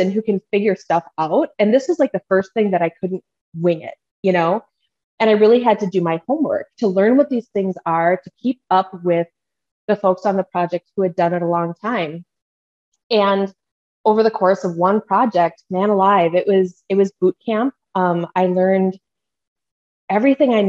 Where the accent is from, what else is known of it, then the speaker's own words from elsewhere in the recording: Minnesota, United States; accent: Midwestern; My Midwestern accent comes out when I start talking about Fargo, North Dakota. I'm a tried and true Minnesota girl.